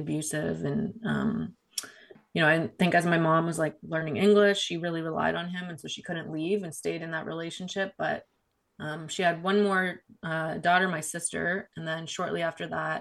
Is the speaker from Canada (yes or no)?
yes; Canada; my mom came to Canada. I'm from Canada